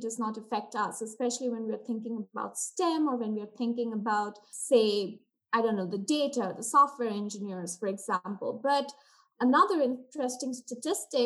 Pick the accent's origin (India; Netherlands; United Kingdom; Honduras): India; moved away as an adult; now in United States; I was born and brought up in India, and I attended schooling in India and did my undergrad from India, after which I traveled here to the US